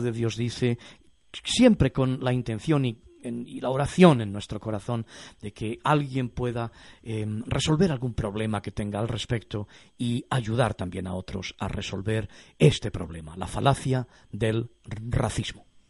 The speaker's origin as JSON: {"language": "Spanish", "region": "Castile", "country": "Spain", "said": "yo que soy castellano"}